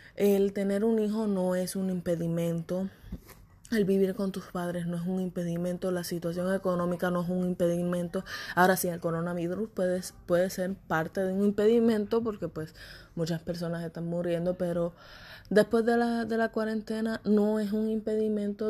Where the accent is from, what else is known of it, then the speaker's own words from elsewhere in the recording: Puerto Rico; moved away as an adult; also born or lived in Florida; now in Texas, United States; quería irme de Puerto Rico, me fui de Puerto Rico a Florida y vine para Texas.